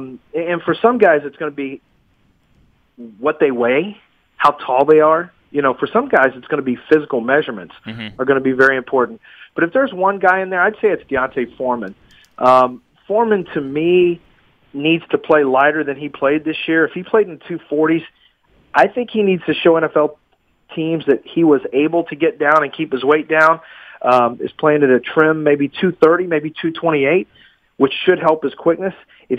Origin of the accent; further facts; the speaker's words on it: Texas, United States; I'm from Texas, so I've got a heavy coat ready for 53.